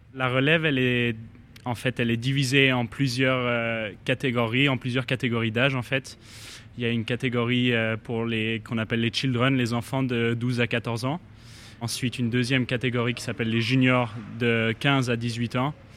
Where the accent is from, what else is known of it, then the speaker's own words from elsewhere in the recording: Geneva, Switzerland; je viens de Genève